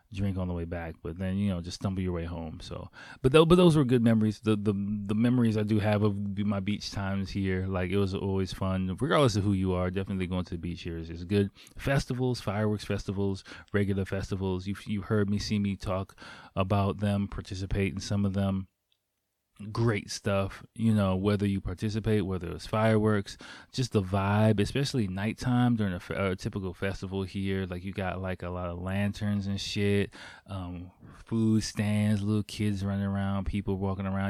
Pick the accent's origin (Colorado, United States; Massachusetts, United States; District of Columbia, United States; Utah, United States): District of Columbia, United States; Washington; moved away as an adult; now in Tokyo, Japan; growing up in Washington, D C in, like, the early to mid-nineties